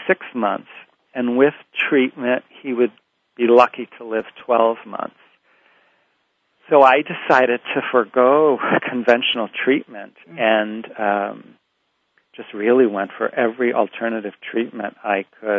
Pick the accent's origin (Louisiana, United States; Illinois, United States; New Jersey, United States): Illinois, United States; Rockford; moved away as an adult; also born or lived in Walnut Creek, California; I moved back to my hometown of Rockford, Illinois